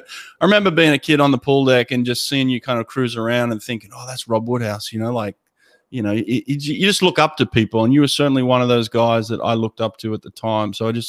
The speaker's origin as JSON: {"language": "English", "country": "Australia", "tie": "born or raised there", "said": "growing up in Australia"}